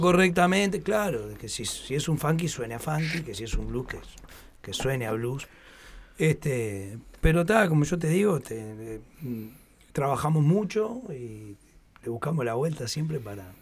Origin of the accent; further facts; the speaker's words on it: Montevideo, Uruguay; nosotros los, los montevideanos